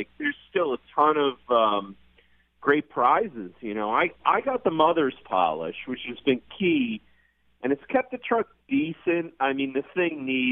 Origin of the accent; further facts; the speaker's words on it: New York, United States; the only dummy from New York.